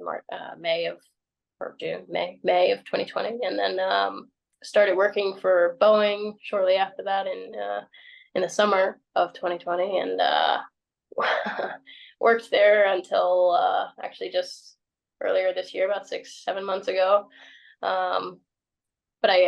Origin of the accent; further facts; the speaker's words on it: San Angelo, Texas, United States; now in Redondo Beach, United States; my hometown in San Angelo, Texas